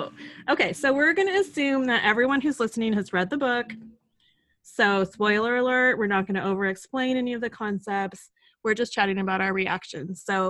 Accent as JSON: {"language": "English", "town": "Sacramento", "region": "California", "country": "United States", "tie": "born or raised there", "said": "Claire is in my hometown of Sacramento"}